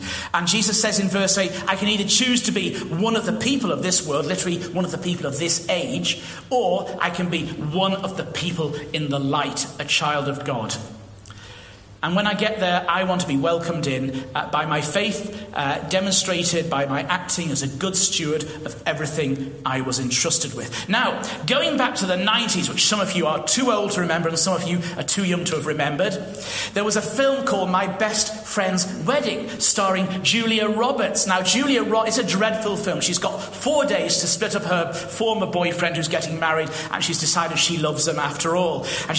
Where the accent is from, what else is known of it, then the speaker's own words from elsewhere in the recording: United Kingdom; I'm British, okay, through the electronic gates, just, and you're in.